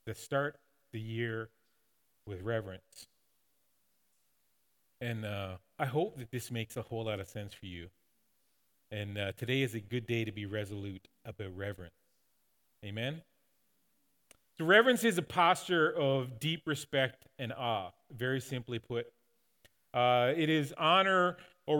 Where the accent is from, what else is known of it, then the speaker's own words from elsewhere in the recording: Newfoundland and Labrador, Canada; growing up in Newfoundland